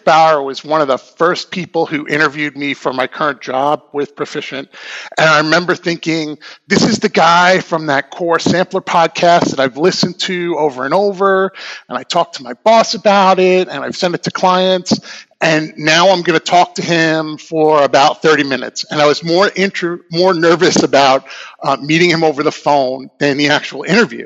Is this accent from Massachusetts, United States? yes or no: no; Long Island, New York, United States; now in Portland, United States; I'm originally from Long Island, New York, and I've been living in the Portland, Oregon metro area for about the past 20 years